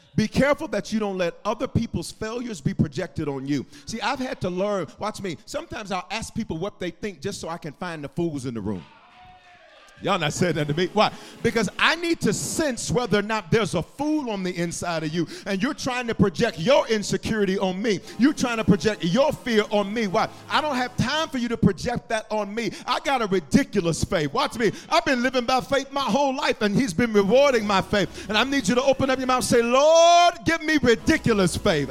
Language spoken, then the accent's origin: English; the South, United States; I'm from the South.